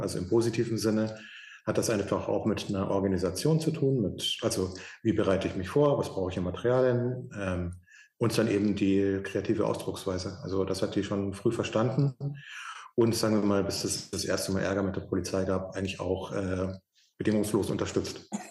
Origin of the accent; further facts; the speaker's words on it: Munich, Bavaria, Germany; ich bin in München aufgewachsen